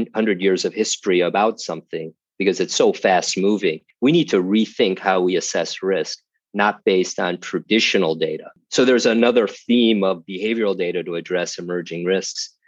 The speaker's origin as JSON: {"language": "English", "town": "Chicago", "region": "Illinois", "country": "United States", "also_born_or_lived": "Austin, Texas", "moved": "yes", "said": "I'm from Chicago"}